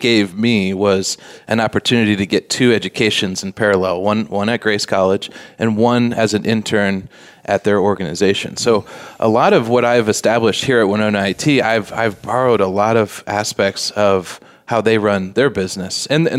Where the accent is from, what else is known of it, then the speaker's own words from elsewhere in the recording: Switzerland; now in United States; So I came over from Switzerland. She came from Alaska.